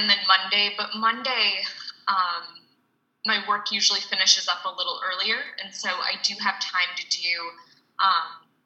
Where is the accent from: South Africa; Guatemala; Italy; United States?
United States; as an American